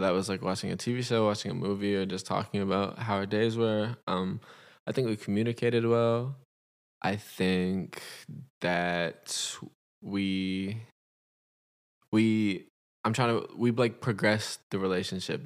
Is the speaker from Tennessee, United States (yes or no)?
no; Los Angeles, California, United States; I'm from Los Angeles, California.